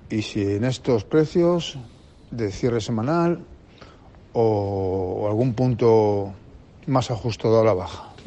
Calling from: Madrid, Community of Madrid, Spain; de Madrid para el señor Iturralde

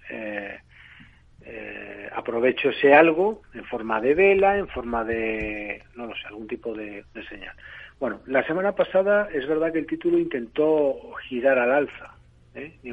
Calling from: Bilbao, Basque Country, Spain; de Bilbao.

